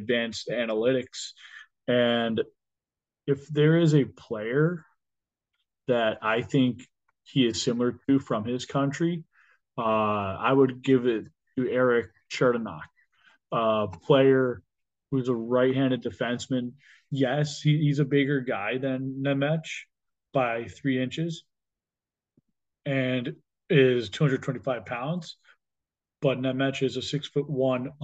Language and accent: English; United States; I am an American